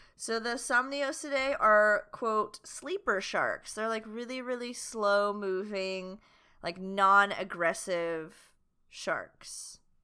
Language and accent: English; the South, United States; we're from the South